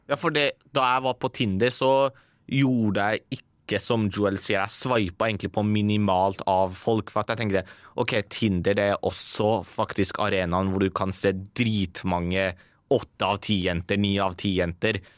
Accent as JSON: {"language": "Norwegian", "country": "Iran", "lives_now": "Norway", "said": "Jeg kommer fra Iran."}